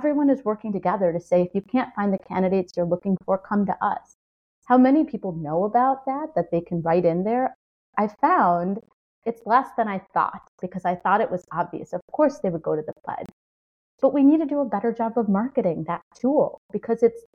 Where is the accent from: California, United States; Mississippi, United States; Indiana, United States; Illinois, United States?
Illinois, United States; Chicago; I grew up in Chicago, which is the blues capital, a blues capital.